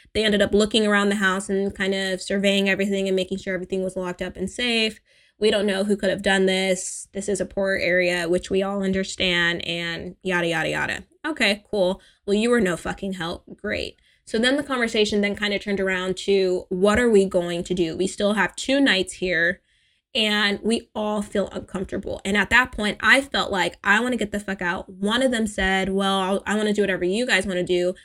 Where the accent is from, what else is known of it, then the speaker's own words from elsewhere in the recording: California, United States; as an American, as a spoiled Californian